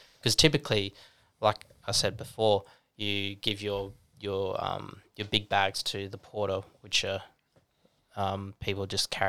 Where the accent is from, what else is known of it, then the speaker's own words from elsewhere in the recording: Newcastle, New South Wales, Australia; I flew down to Sydney, met up with the boys there again because we're from Newcastle.